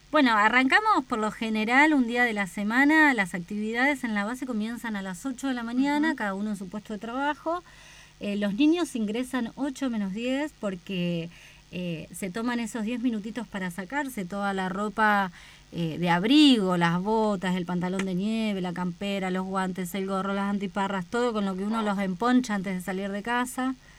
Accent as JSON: {"language": "Spanish", "region": "Buenos Aires", "country": "Argentina", "tie": "born or raised there", "moved": "as an adult", "lives_now": "Antarctica", "said": "mi, lugar de origen, de la, de la provincia de Buenos Aires, de la ciudad autónoma"}